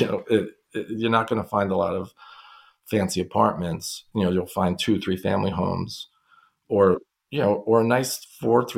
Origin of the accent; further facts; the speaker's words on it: New York City, New York, United States; I grew up in Brooklyn